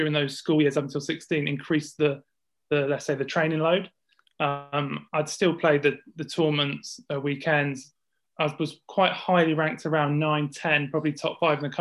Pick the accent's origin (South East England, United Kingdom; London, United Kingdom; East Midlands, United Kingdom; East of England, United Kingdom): East Midlands, United Kingdom; Northampton; I'm from Northampton